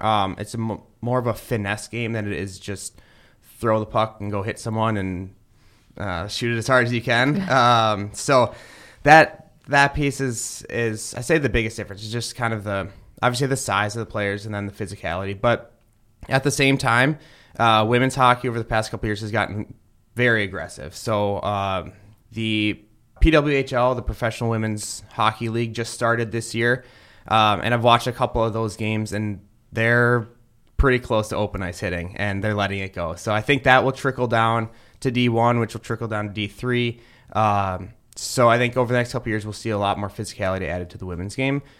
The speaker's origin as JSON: {"language": "English", "town": "Roseville", "region": "Minnesota", "country": "United States", "tie": "born or raised there", "also_born_or_lived": "Ohio", "moved": "as an adult", "lives_now": "Maryland, United States", "said": "I'm originally from Roseville, Minnesota, uh, which is uh, just outside of St. Paul. Uh, grew up there playing hockey, baseball, football"}